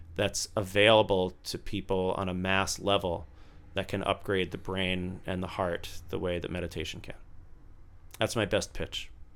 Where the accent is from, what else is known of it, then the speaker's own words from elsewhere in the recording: Tampa, Florida, United States; moved away; I grew up in Tampa, Florida